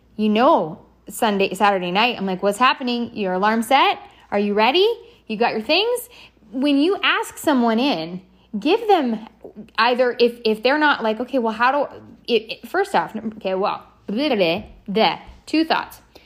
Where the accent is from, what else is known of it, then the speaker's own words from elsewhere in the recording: Canada; also born or lived in San Diego, California, United States; now in Indian Land, United States; I am a Canadian, born Canadian, became American.